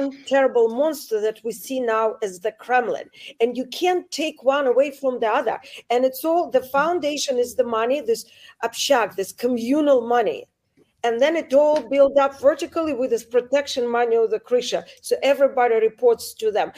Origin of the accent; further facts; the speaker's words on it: Saint Petersburg, Russia; moved away; I come from St. Petersburg, Russia. I come from Putin's town